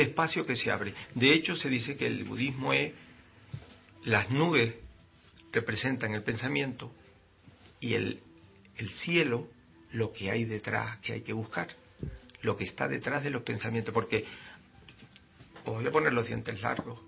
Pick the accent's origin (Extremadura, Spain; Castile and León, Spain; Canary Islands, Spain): Canary Islands, Spain; somos canarios, pues somos canarios